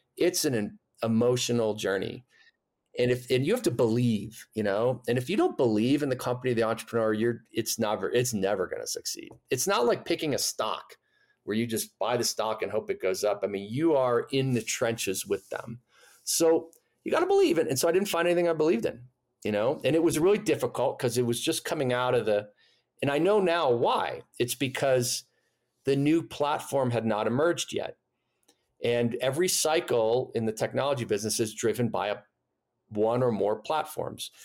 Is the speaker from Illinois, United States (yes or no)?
yes; Chicago, Illinois, United States; moved away as an adult; I grew up in Chicago